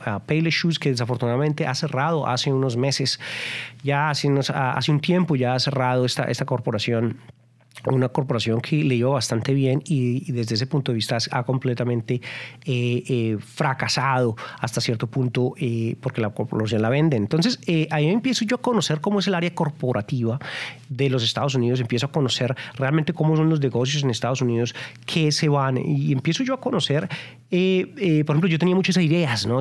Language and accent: Spanish; Colombia; moved away as an adult; also born or lived in Texas, United States; now in United States; yo vine de Colombia yo soy colombiano emigrante colombiano y yo llegué muy joven